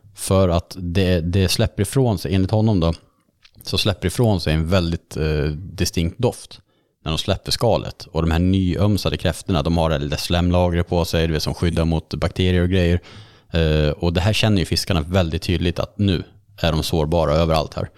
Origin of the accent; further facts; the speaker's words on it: Karlsborg, Västra Götaland, Sweden; Jag dök mycket i Vättern när jag var uppvuxen i Karlsborg